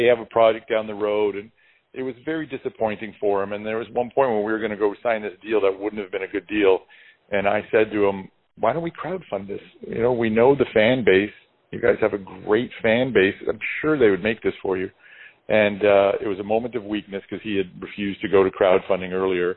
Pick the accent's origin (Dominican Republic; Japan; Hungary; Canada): Canada; we're Canadian